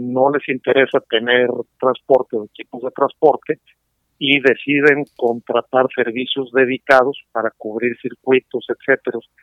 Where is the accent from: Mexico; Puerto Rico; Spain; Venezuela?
Mexico; San Luis Potosí; now in Monterrey, Mexico; yo soy originario de San Luis, yo así que circunstancias de la vida me trajeron acá a Monterrey